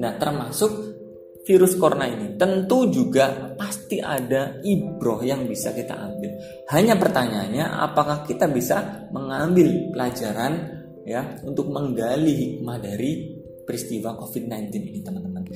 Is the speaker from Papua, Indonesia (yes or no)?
no; Cilacap, Central Java, Indonesia; accent: Ngapak; Saya asli Cilacap, kelahiran Cilacap, dan asli Wong Ngapak